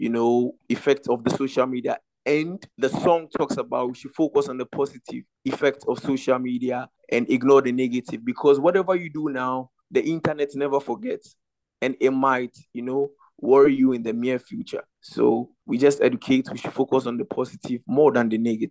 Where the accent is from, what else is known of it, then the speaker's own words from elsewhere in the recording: Ghana; I'm from Ghana